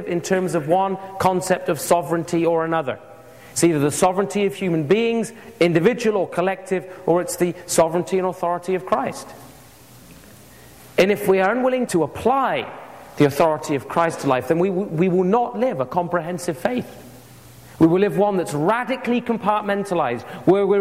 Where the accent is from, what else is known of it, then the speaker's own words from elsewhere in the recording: England, United Kingdom; I grew up with it in England